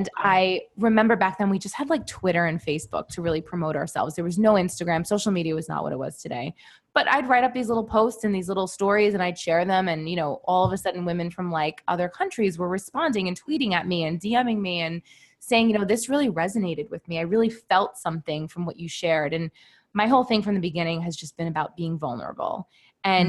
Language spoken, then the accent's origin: English; New York City, New York, United States; also born or lived in Manhattan; I currently live in Manhattan, but I grew up in Brooklyn